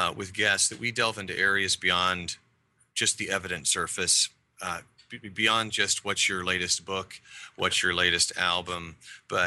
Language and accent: English; Wyoming, United States; now in Portland, United States; I grew up in Wyoming, that's not near the ocean.